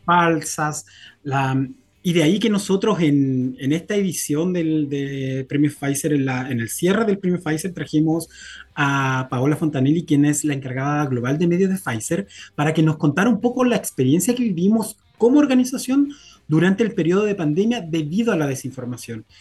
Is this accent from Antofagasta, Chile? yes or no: no; Copiapó, Atacama, Chile; yo soy de región, yo soy de Copiapó